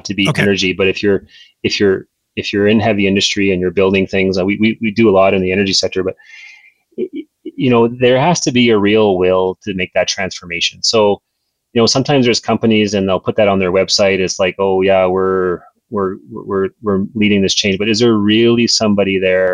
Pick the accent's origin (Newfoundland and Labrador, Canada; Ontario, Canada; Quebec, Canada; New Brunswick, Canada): New Brunswick, Canada; I grew up in New Brunswick